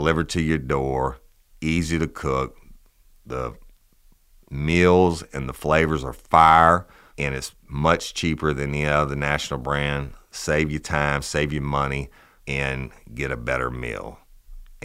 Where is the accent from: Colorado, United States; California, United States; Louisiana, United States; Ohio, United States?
Louisiana, United States; South; we're from South Louisiana